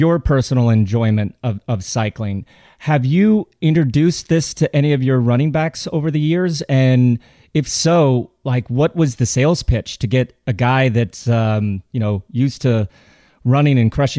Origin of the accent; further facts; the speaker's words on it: Colorado, United States; But growing up in Colorado